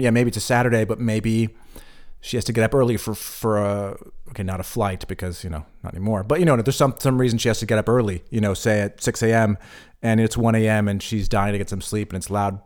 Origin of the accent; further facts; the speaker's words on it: United States; moved away as an adult; now in Berlin, Germany; I moved away from the United States in my early twenties